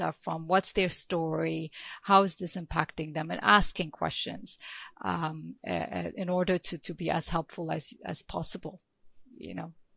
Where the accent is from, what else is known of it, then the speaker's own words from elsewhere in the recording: Ethiopia; I'm from Ethiopia